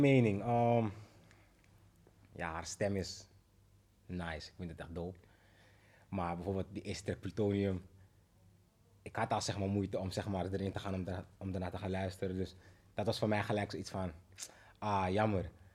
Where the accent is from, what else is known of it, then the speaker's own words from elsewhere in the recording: Amsterdam, North Holland, Netherlands; geboren in Amsterdam, Zuidoost